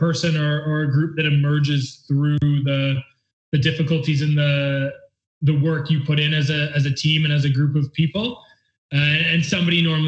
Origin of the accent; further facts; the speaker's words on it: near Kingston, Ontario, Canada; being so close to my hometown